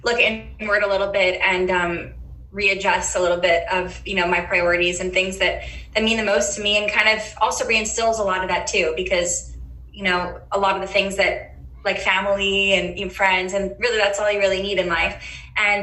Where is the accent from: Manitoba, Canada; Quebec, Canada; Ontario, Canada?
Quebec, Canada; Montreal; growing up in Montreal, I had my family always by my side and my friends